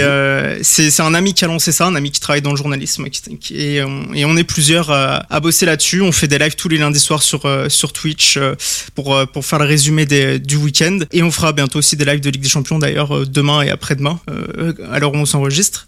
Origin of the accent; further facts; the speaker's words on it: Chambéry, Auvergne-Rhône-Alpes, France; moved away as an adult; now in Drôme, France; je suis né à Chambéry en Savoie et j'ai surtout vécu là-bas